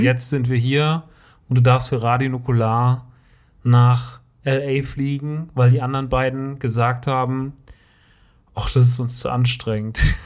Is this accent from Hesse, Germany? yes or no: yes; Rodgau, Hesse, Germany; in Rottgau. Das ist meine Heimat.